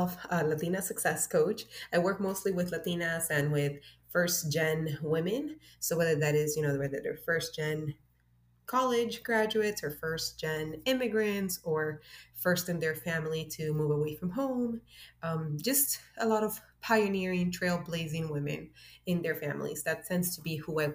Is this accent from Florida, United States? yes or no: yes; Miami, Florida, United States; also born or lived in Honduras; I was raised in Miami